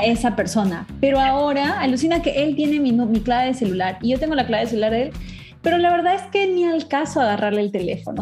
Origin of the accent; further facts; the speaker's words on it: Trujillo, La Libertad, Peru; las norteñas como yo, de Trujillo